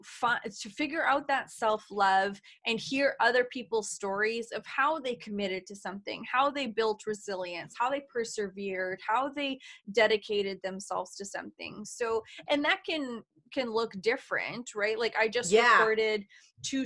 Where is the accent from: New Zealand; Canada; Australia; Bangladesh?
Canada; I'm Canadian